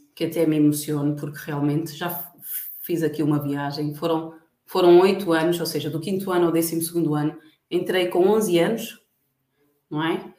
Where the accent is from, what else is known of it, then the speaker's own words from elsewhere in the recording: Barreiro, Lisbon, Portugal; moved away as an adult; also born or lived in Benguela, Angola / Luanda, Angola; now in Angola; sou barreirense, nasci no Hospital do Barreiro, para quem conhece Lisboa, Margem Sul